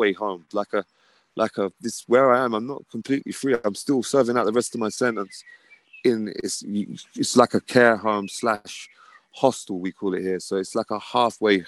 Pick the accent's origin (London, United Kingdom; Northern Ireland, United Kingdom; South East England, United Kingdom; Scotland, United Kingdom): London, United Kingdom; moved away as an adult; now in north of England, United Kingdom; I'm originally from London. Now I'm in the north of England.